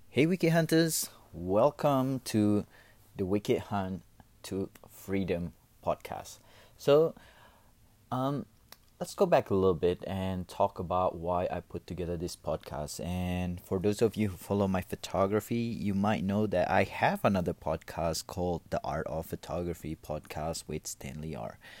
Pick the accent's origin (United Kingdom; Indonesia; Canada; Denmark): Indonesia; moved away as an adult; also born or lived in Los Angeles, United States; now in Perth, Australia; I was actually born in Indonesia, and then I went to L A for middle school in, uh, for about two years, um, and came back to Indonesia, um, spent the high school there before I moved to Australia.